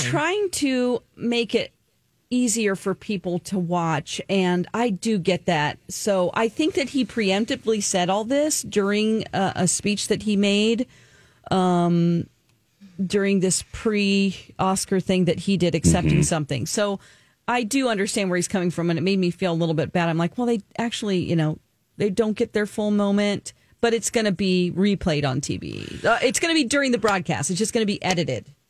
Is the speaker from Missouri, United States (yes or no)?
yes; Springfield, Missouri, United States; moved away; Springfield, Missouri, my hometown